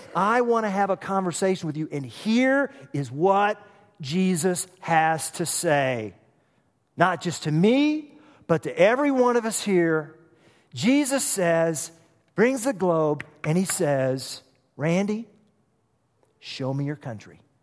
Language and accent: English; Oklahoma, United States; moved away; I'm from Oklahoma. We like chili down there